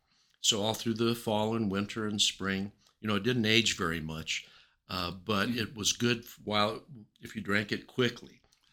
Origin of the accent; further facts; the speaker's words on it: Southern Colorado, United States; I was raised in Southern Colorado by an Italian grandfather and grandmother who took us in, my mother and I and my sister